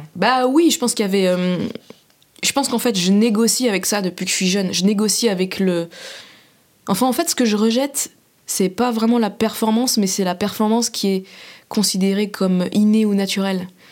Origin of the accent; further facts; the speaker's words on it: Saint-Sébastien-sur-Loire, Pays de la Loire, France; now in Paris, France; J'ai grandi à Saint-Sébastien-sur-Loire, qui est la banlieue pavillonnaire de Nantes.